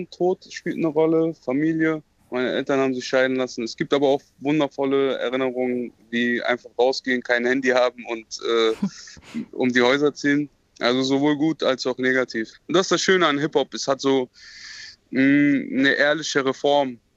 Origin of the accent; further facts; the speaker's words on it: Marburg, Hesse, Germany; Es hat bestimmt auch etwas mit meiner Kindheit in Marburg zu tun